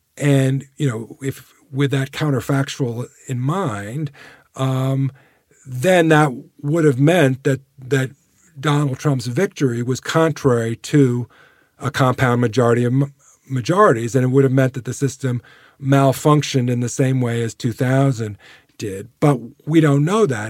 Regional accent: United States; we, as Americans

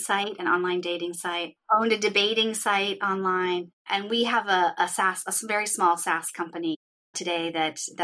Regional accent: East Coast, United States; moved away as an adult; now in California, United States; I grew up on the East Coast.

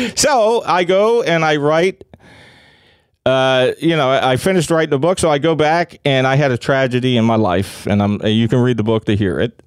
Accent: Philadelphia, Pennsylvania, United States; I grew up in Kensington

